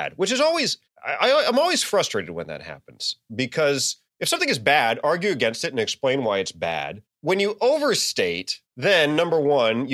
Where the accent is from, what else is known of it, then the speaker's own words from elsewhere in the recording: the South, United States; I'm from the South